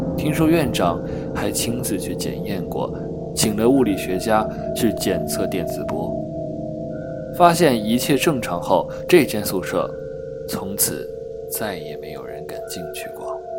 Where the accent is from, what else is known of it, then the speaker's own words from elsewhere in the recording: northern China, China; moved away; also born or lived in Sichuan; 作为一个北方人